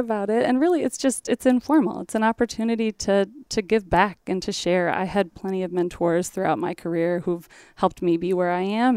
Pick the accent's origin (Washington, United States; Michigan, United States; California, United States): Michigan, United States; Portage; moved away as an adult; now in Nolensville, United States; I grew up in Portage, Michigan, so which is right outside of Kalamazoo, Southwest Michigan